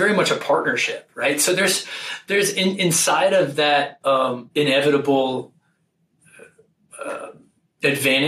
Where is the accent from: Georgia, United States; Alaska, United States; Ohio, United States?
Ohio, United States; I grew up in Ohio